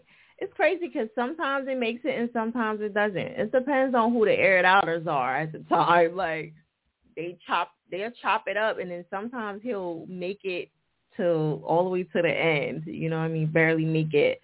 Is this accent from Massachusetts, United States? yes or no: no; New Jersey, United States; that's my home state